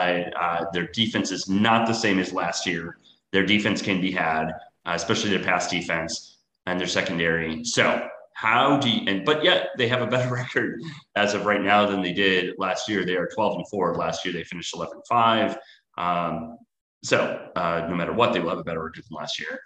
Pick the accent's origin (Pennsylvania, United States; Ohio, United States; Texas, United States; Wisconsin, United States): Wisconsin, United States; moved away as an adult; also born or lived in San Francisco; now in Miami, United States; I am from Wisconsin, so I'm a diehard Packers fan.